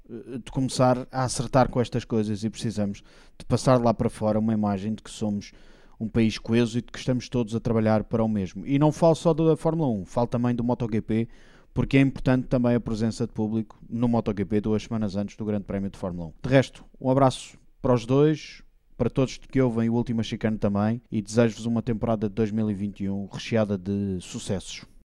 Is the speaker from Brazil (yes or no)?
no; Portugal; somos nós, portugueses